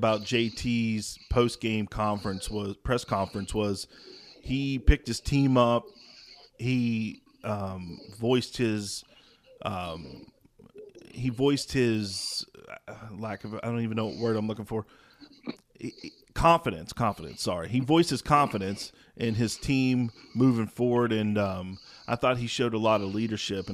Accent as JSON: {"language": "English", "town": "St. Albans", "region": "West Virginia", "country": "United States", "tie": "born or raised there", "said": "I grew up in St. Albans, West Virginia"}